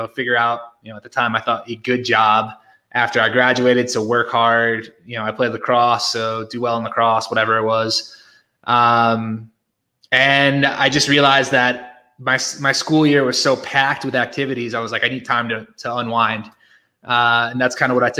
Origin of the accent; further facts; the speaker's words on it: Connecticut, United States; moved away as an adult; also born or lived in New York / Philadelphia; now in Mexico; I grew up in Connecticut. I spent pretty much my entire life there.